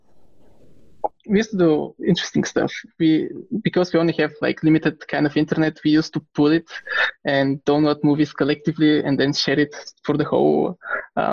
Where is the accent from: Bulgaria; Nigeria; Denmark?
Bulgaria; Pleven, Pleven Province; I grew up in Bulgaria in a small town called Pleven